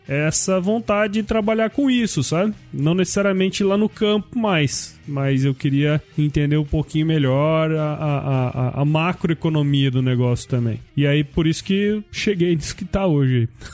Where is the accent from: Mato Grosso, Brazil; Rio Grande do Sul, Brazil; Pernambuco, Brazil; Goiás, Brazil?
Mato Grosso, Brazil; Cuiabá; also born or lived in São Paulo; Eu, eu sou de Mato Grosso, eu sou daqui de Cuiabá e eu fui, eu fui para São Paulo